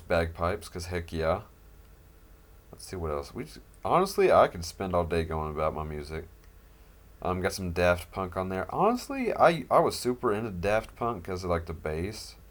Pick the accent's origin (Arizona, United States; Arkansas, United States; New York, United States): Arkansas, United States; moved away as an adult; also born or lived in southeast Idaho; now in Idaho, United States; I don't know if you can tell by my accent. I don't think I have one, but apparently I do. But I am from Arkansas.